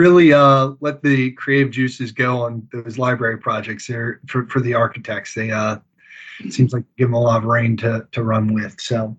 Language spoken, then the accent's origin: English; Harford County, Maryland, United States; I grew up in Harford County, Maryland, and my family's been there for generations.